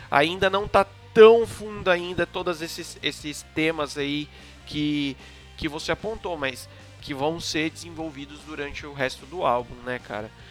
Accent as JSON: {"language": "Portuguese", "country": "Brazil", "said": "somos brasileiros"}